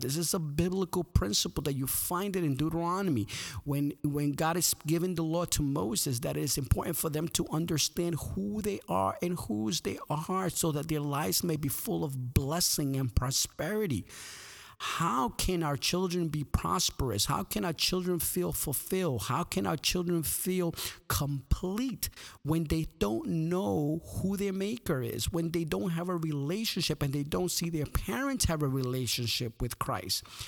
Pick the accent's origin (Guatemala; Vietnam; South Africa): Guatemala; moved away; I was born in Guatemala